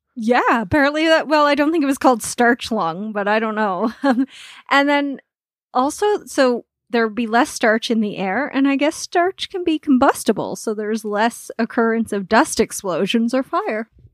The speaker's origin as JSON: {"language": "English", "region": "Nova Scotia", "country": "Canada", "moved": "yes", "lives_now": "Alberta, Canada", "said": "I'm from Nova Scotia"}